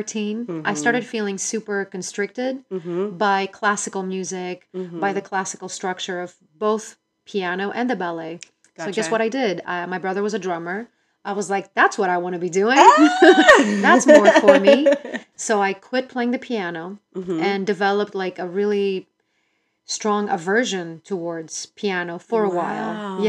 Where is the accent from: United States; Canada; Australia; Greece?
Greece; I grew up in Greece, and at age 3, I started doing piano